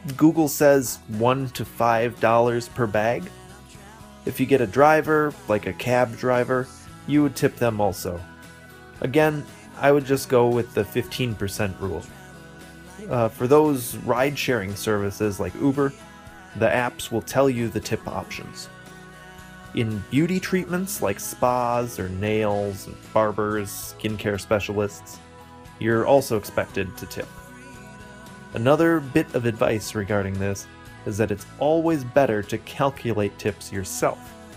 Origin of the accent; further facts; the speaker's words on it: United States; my hometown has around 80,000 people. It has an airport